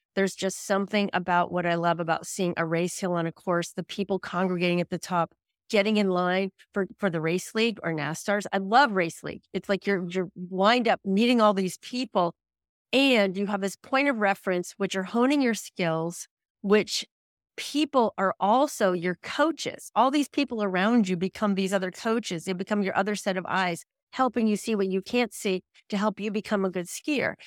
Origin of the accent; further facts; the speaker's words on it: New England, United States; also born or lived in Vermont / Colorado; I'm from, actually, I'm from New England